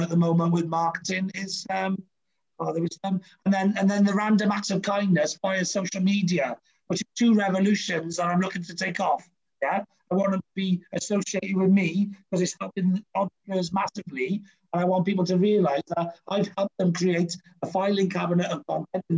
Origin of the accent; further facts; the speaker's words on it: Wales, United Kingdom; as a Brit and as a Welshman